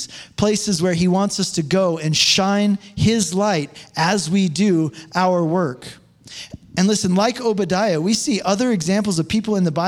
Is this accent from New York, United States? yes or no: no; Colorado, United States; I was from Colorado